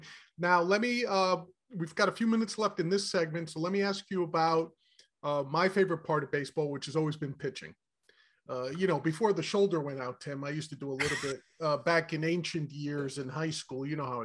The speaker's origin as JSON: {"language": "English", "region": "New York", "country": "United States", "said": "Being a New Yorker, being a Mets fan"}